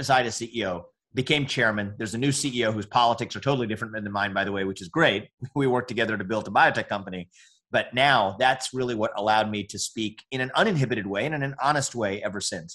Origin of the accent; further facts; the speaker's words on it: United States; I'm an Indian American